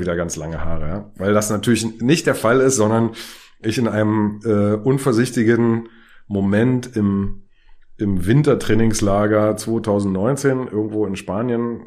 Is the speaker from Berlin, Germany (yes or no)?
yes; Berlin, Germany; ich bin in Karlshorst zur Schule gegangen, hätte eine Dreiviertelstunde oder eine Stunde fast nach Hause nach Friedrichshain gebraucht